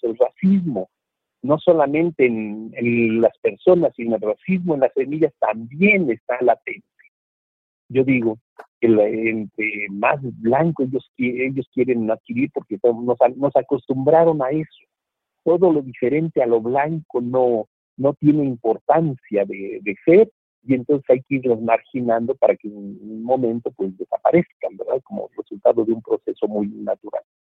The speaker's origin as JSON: {"language": "Spanish", "country": "Mexico", "said": "perdamos los mexicanos"}